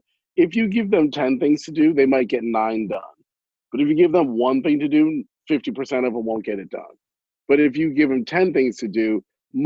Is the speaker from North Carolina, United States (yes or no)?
no; Franklin, New Jersey, United States; Somerset, where I was raised in Franklin